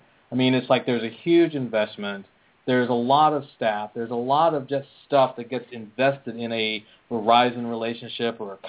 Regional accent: Philadelphia, Pennsylvania, United States; You know, I'm from Philadelphia, too

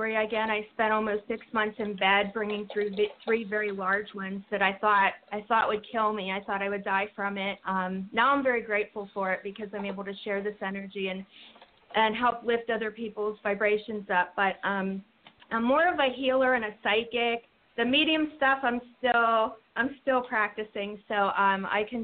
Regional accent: near Pittsburgh, Pennsylvania, United States; moved away; I'm also from Pennsylvania, too, originally by Pittsburgh.

